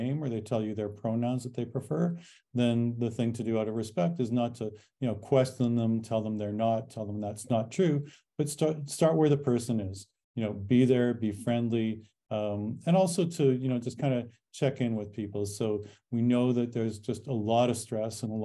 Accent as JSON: {"language": "English", "country": "Canada", "tie": "born or raised there", "moved": "yes", "lives_now": "United States", "said": "I am an American citizen, but I was born in Canada"}